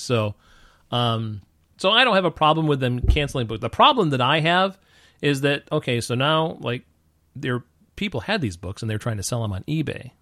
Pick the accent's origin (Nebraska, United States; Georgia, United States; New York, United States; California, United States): New York, United States; I grew up in New York and had a lot of, uh, you know, black and Puerto Rican friends